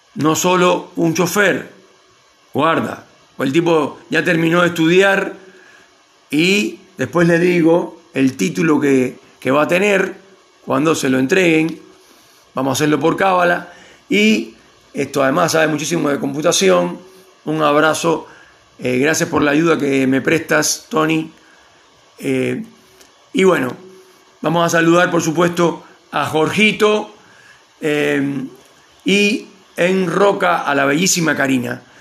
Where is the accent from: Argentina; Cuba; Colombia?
Cuba; Cienfuegos; moved away as an adult; la casa con, con mis viejos, con, acá, acá en Cienfuegos